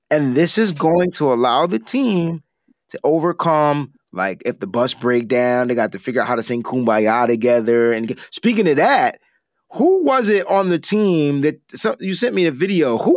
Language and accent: English; East Coast, United States; I'm from the East Coast, so growing up, whenever I would hear about San Francisco, it was rice roni